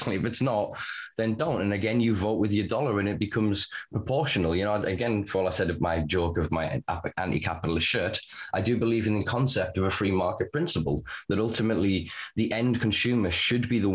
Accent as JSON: {"language": "English", "region": "the north of England", "country": "United Kingdom", "said": "I'm Northern English"}